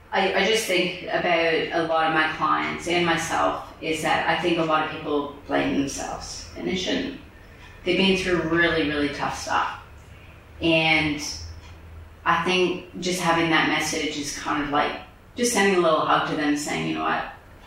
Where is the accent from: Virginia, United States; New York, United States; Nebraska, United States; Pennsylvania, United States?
New York, United States; Bronx; People think I'm from Jersey. I'm like, yo, I'm from the Bronx. What are you talking about?